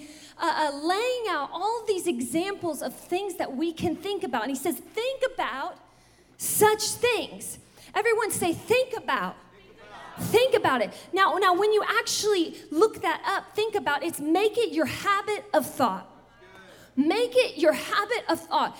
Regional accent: the South, United States; I'm from the South

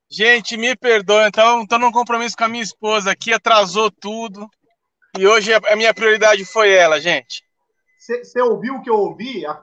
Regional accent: São Paulo, Brazil; now in Curitiba, Brazil; quando eu saí de São Paulo, a questão da nomenclatura e a forma como se trata pastores aqui em Curitiba foi um pouco diferente da nossa realidade aí de São Paulo, né?

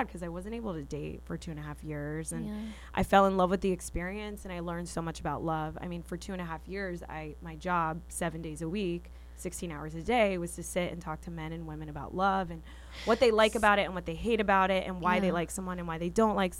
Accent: Boca Raton, Florida, United States; moved away as an adult; now in Los Angeles, United States; I love being from Florida. Let me just say, like, I'm from Boca Raton. I rep 561

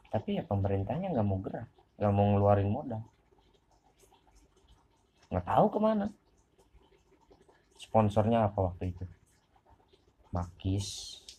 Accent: Banyuwangi, East Java, Indonesia; kayak kampung gua Banyuwangi dulu Banyuwangi itu cuma terkenalnya goib doang udah santet santet santet santet santet

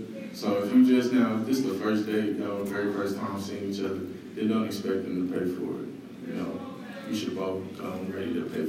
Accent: Oklahoma City, Oklahoma, United States; I'm from Northside of Oklahoma City, Oklahoma.

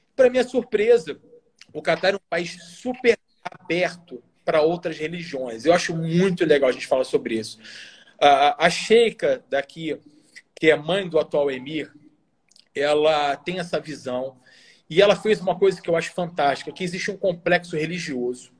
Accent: Bento Gonçalves, Rio Grande do Sul, Brazil; also born or lived in Brasília / Rio de Janeiro; now in Doha, Qatar; Eu sou do interior, né? Do Rio Grande do Sul. Eu sou gaúcho. Então lá de onde eu venho, lá de Bento Gonçalves

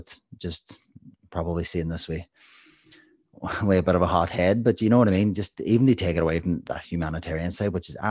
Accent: Northern Ireland, United Kingdom; I'm from Northern Ireland

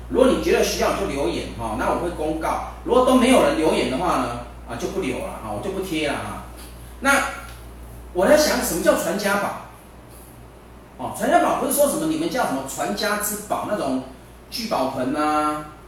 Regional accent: Taiwan; 我们中国人，我们台湾人

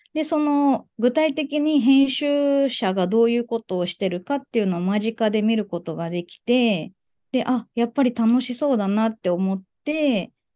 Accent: Okinawa, Japan; moved away as an adult; now in Tokyo, Japan; 一回沖縄に帰ろうか

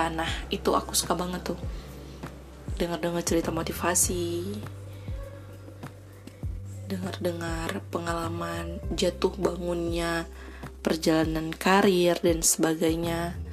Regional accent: Pidie Jaya, Aceh, Indonesia; Nah, aku berasal dari Aceh, tepatnya di Kabupaten Pidijaya.

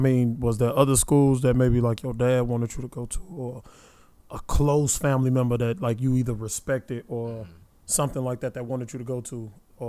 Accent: Midwest, United States; I'm from the Midwest. I'm a Midwest, baby.

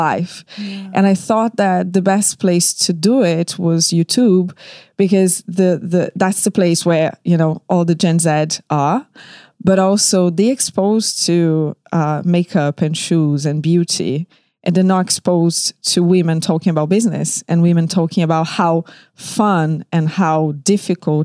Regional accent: Rio de Janeiro, Brazil; moved away as an adult; now in London, United Kingdom; I was born in Rio de Janeiro, Brazil, and I moved to London 13 years ago

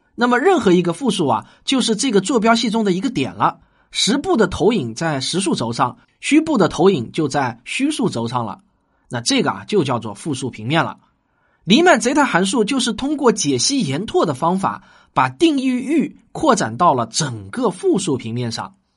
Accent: China

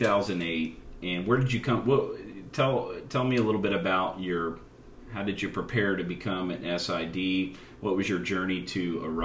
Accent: Indiana, United States; Growing up in Indiana

